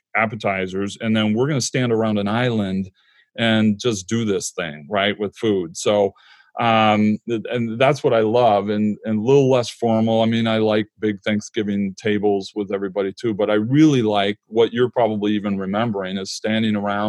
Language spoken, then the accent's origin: English; Michigan, United States; moved away; I'm from Michigan and we're back in Michigan for the last 10 years.